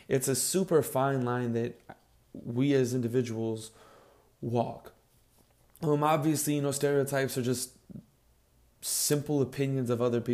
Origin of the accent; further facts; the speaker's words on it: Chicago, Illinois, United States; I grew up in Chicago